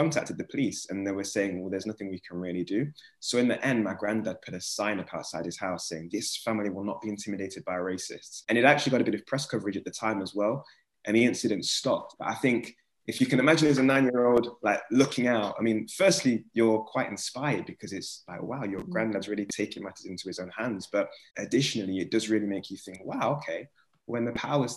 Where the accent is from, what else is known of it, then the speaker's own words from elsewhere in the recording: Nottingham, East Midlands, United Kingdom; growing up in Nottingham